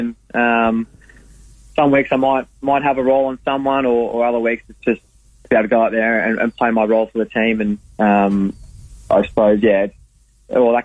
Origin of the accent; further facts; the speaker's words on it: Croydon, Victoria, Australia; moved away; Croydon's about 10 minutes out of Warrnambool in southwest Victoria. So I grew up there and played all my footy out there